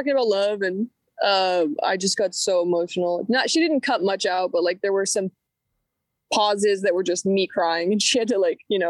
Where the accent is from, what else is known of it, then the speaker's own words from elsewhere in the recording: Oakland, California, United States; also born or lived in Sacramento; I guess I consider Oakland and Sacramento to be my hometown, because I moved around a lot growing up